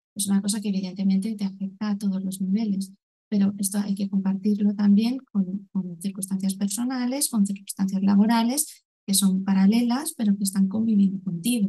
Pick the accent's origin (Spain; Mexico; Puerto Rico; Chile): Spain; Valencian Community; soy de en Valencia